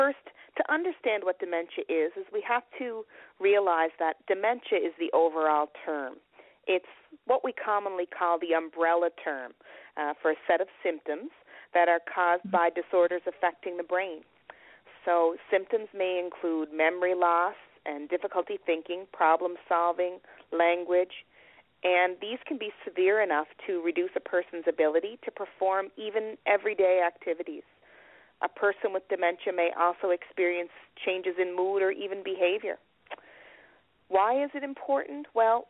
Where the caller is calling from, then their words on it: Nova Scotia, Canada; I'm calling from Nova Scotia, from Canada